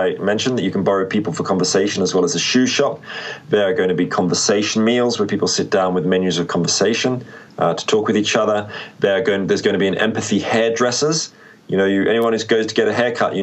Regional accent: Australia; moved away; I'm from Australia

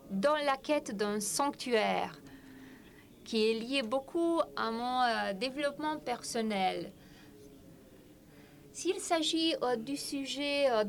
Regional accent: Bucharest, Romania; Euh, et c'est peut-être à cause de mon enfance. Euh, j'ai passé mon enfance à Bucarest.

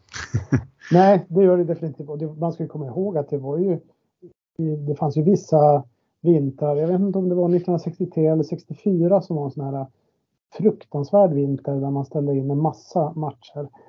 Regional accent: Boden, Norrbotten County, Sweden; moved away as an adult; now in Stockholm, Sweden; min uppväxt i Boden

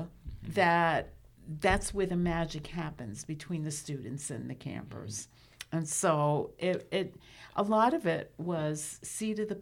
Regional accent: New York City, New York, United States; as a kid growing up in New York City

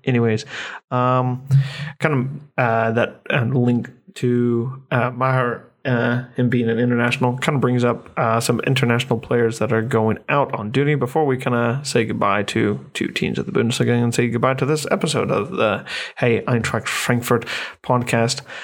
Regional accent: United States; as an American

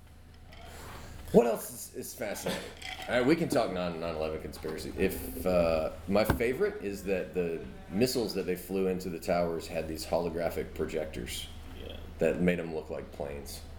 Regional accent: Mobile, Alabama, United States; also born or lived in Cincinnati; now in Perdido Key, United States; I grew up in Mobile

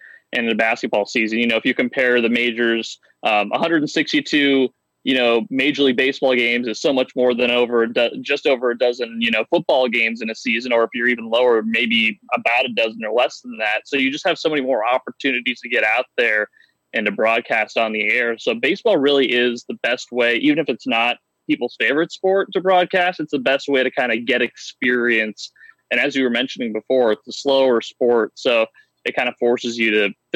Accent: Seattle, Washington, United States; moved away as an adult; now in Frederick, United States; I was a big Seattle Mariners fan growing up in the Seattle area

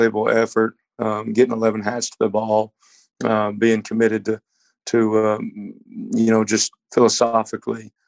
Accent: Dallas, Texas, United States; moved away; I'm from Dallas. My dad's from the Bay Area. So I grew up a Niners fan living in Texas

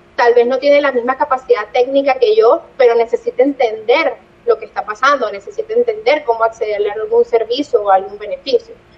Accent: Caracas, Capital District, Venezuela; moved away as an adult; now in Barranquilla, Colombia; yo soy de Caracas, yo amo mi ciudad

